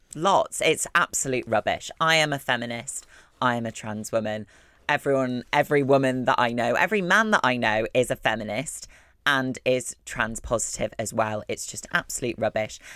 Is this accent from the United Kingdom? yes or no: yes; Wakefield, Yorkshire and the Humber, United Kingdom; I'm from Wakefield. I'm a Wakey gal. Um, yes, I'm from West Yorkshire.